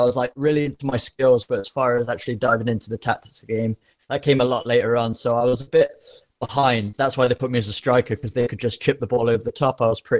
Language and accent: English; England, United Kingdom; So I grew up in England, just playing like every other normal lad does.